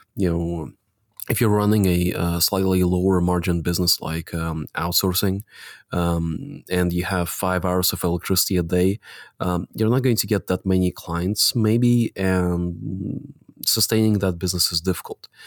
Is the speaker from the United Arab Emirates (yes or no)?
no; Latvia; I was born in the Soviet Republic of Latvia